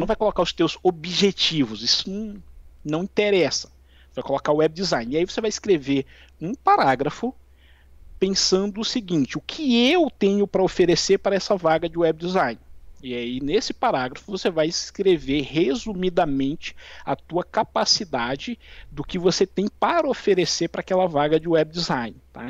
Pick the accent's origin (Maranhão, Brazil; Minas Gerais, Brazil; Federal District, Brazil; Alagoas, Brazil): Maranhão, Brazil; São João dos Patos; moved away; also born or lived in Brasília; eu sou natural de São João dos Patos, no Maranhão